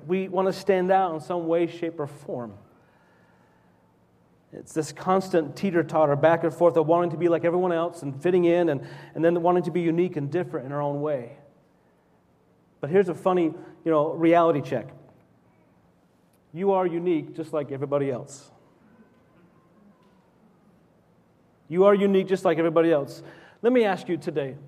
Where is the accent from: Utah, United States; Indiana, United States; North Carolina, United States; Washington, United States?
Utah, United States; Salt Lake City; when I was 5 or 6 growing up in Salt Lake City, Utah, in the early 70s